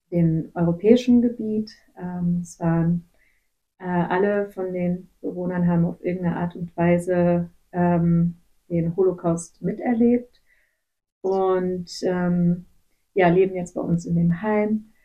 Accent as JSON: {"language": "German", "town": "Gummersbach", "region": "North Rhine-Westphalia", "country": "Germany", "tie": "born or raised there", "also_born_or_lived": "Kazakhstan", "said": "Hm, ich komme aus Gummersbach. Ich bin in Kasachstan geboren, aber dann hm. in Gummersbach aufgewachsen."}